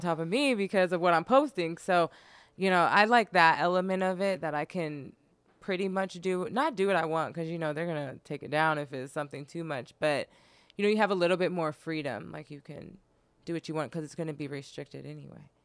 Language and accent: English; Sacramento, California, United States; moved away as an adult; now in Los Angeles, United States; I'm from Sacramento, and I used to live in Sacramento